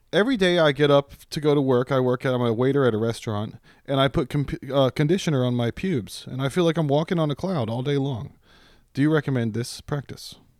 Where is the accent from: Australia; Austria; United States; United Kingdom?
United States; Virginia; now in Texas, United States; I grew up in Virginia